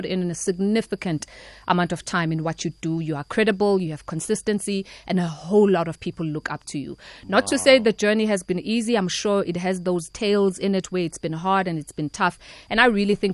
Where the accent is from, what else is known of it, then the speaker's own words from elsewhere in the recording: Eshowe, KwaZulu-Natal, South Africa; also born or lived in Pietermaritzburg; Born and bred in Pietermaritzburg, but then grew up Eshowe.